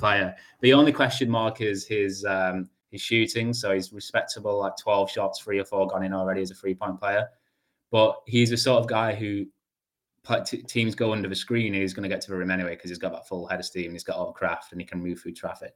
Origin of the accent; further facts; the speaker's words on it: England, United Kingdom; I'm English